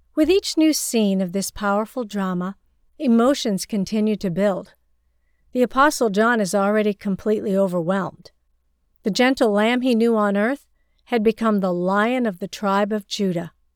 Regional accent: China; moved away; my rural hometown in China

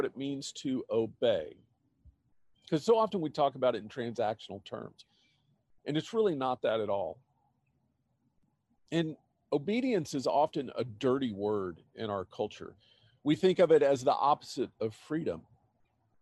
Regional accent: Austin, Texas, United States; moved away as an adult; the opportunity came up for us to move to my hometown, Austin

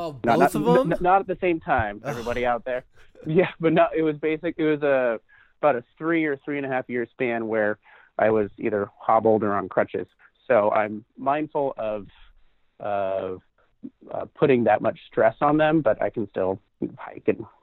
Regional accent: Port Angeles, Washington, United States; I'm from Port Angeles, Washington, which is right to the north of it. And so I was lucky enough to stare at the Olympics for most of my childhood.

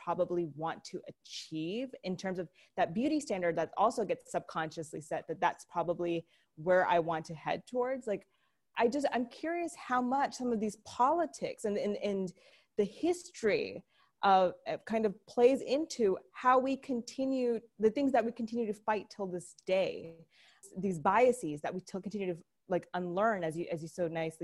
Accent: Pakistan; moved away; I'm originally from Pakistan

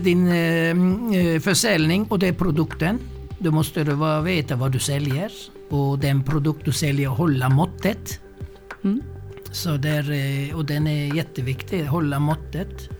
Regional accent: Mersin, Turkey; also born or lived in Stockholm; now in Värnamo, Sweden; Jag är född i södra Turkiet, en eh, ort som heter Mersin

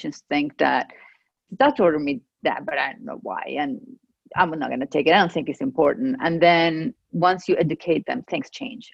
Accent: Venezuela; first language Spanish; English is a second language; moved away as an adult; also born or lived in Georgia, United States; now in United States; I grew up in Venezuela, in South America. I lived there until I was 30 years old, and I got married and we moved here because of his job.

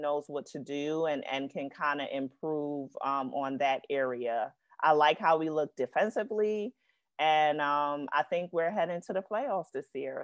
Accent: New York City, New York, United States; I'm from New York and Brooklyn

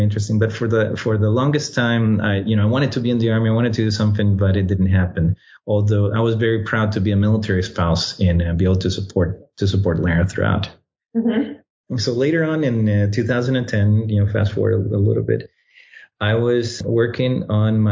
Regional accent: Costa Rica; moved away as an adult; also born or lived in Washington, D.C.; now in United States; I was born and raised in Costa Rica

